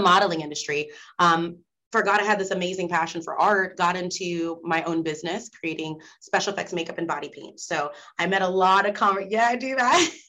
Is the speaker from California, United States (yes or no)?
no; Nebraska, United States; moved away as an adult; I'm from Nebraska